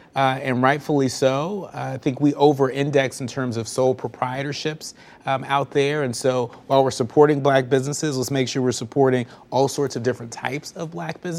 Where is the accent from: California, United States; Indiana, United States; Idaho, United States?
California, United States; my home state of California